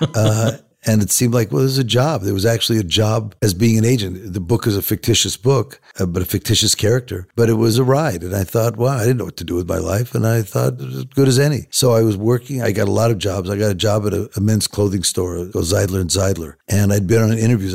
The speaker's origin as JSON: {"language": "English", "town": "Los Angeles", "region": "California", "country": "United States", "tie": "born or raised there", "said": "I grew up in Hollywood, Los Angeles"}